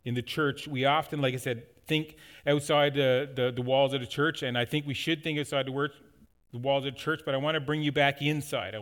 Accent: Newfoundland and Labrador, Canada; moved away; When we were growing up in Newfoundland

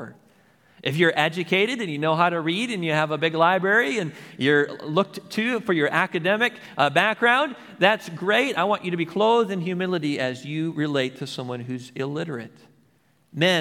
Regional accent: United States; as an American

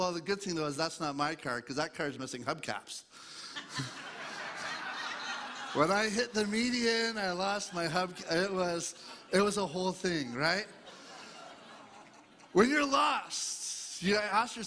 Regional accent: Eastern Ontario, Canada; I grew up in Eastern Ontario, east of Toronto area

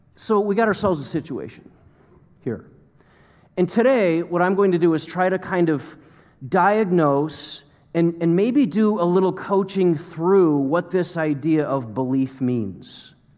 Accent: United States; As American Christians that are pretty comfortable

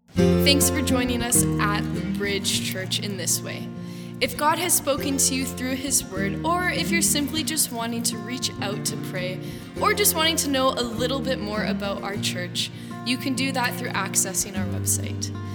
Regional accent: Canada; as a Canadian

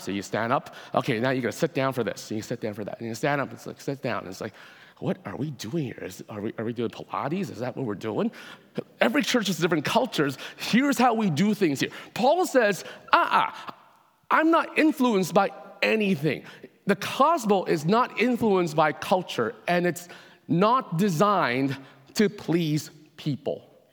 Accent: Hong Kong; now in Canada; I was born in Hong Kong myself

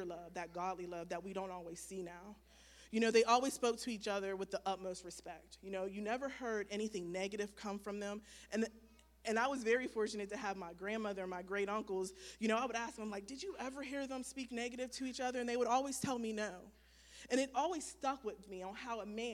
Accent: Wellsburg, West Virginia, United States; I was raised in Wellsburg, West Virginia by both of my parents

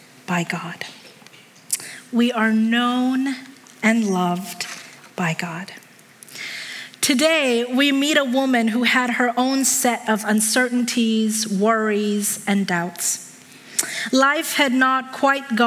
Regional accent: Hong Kong; moved away; I was a little kid growing up in Hong Kong.

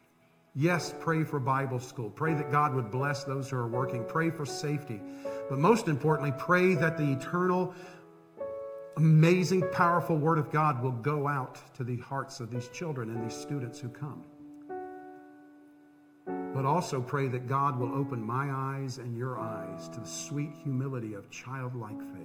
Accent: Central Florida, United States; growing up in Central Florida

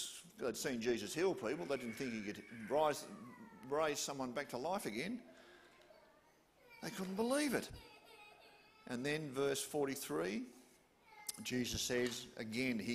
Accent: Hobart, Tasmania, Australia

